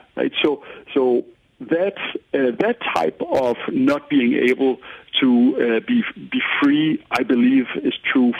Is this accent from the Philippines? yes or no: no; Paris, Île-de-France, France; So Paris, I grew up in Paris. It was an extremely car-centric city, and people almost got mad if they saw me on a bike